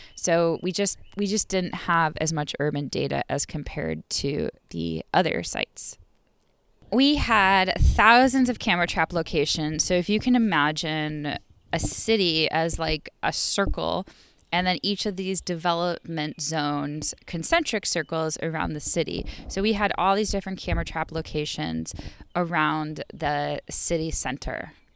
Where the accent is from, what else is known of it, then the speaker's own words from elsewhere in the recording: Buffalo, New York, United States; now in Raleigh, United States; I come from Buffalo, New York